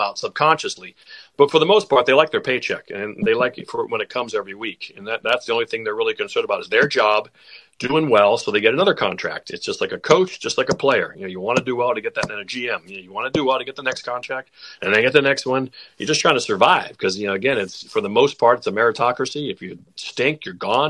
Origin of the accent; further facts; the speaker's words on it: near Pittsburgh, Pennsylvania, United States; moved away; I grew up near Pittsburgh